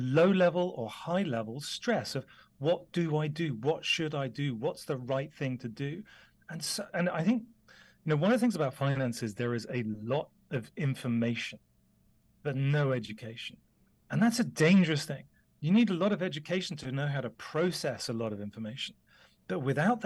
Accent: the Cotswolds, South West England, United Kingdom; I grew up in the UK, you can probably tell from my accent, and I grew up in the Cotswolds.

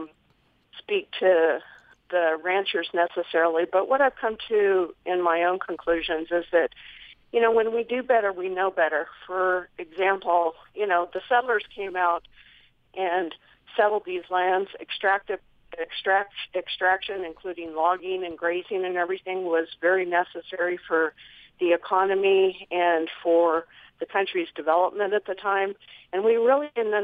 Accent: United States; moved away as an adult; also born or lived in New Mexico / Colorado / San Diego; now in Central Oregon, United States; I grew up in New Mexico and Colorado in a hunting family

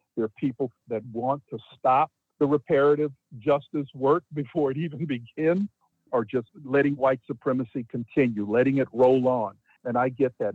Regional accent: Beaumont, Texas, United States; moved away as an adult; also born or lived in New York; now in Amherst, United States; my hometown of Beaumont

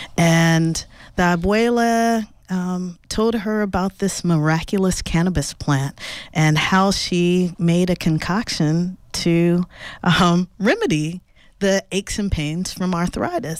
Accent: Los Angeles, California, United States; I grew up in Los Angeles

